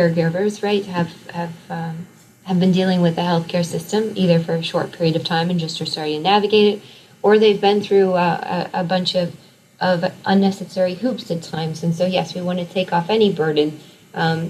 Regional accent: across the river from Omaha, Iowa, United States; right across the river of my hometown

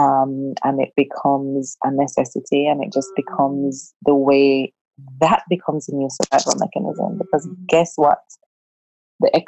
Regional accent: Jamaica; being a Jamaican

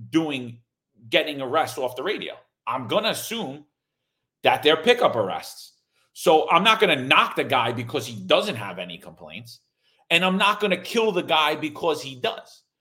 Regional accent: Ohio, United States; I'm from Ohio.

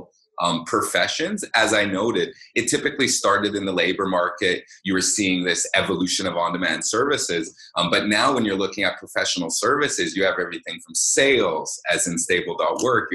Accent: Vancouver, British Columbia, Canada; I grew up in Vancouver. I've lived here my entire life

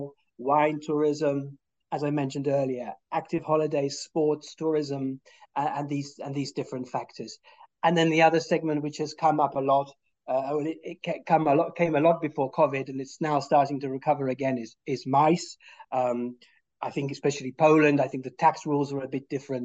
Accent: United Kingdom; I'm British

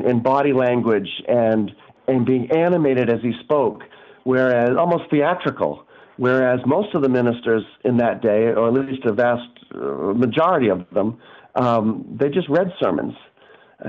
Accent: New England, United States; because I'm from New England and I'm a New Englander

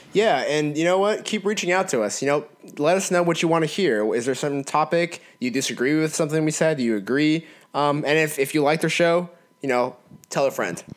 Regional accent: California, United States; moved away; my home state of California, which still has my heart. Oh, California. I miss it.

